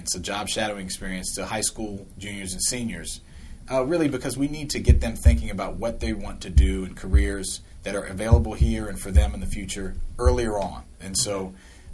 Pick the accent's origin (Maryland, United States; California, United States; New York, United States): Maryland, United States; Silver Spring; I grew up in Long Branch, Silver Spring, went to MCPS public schools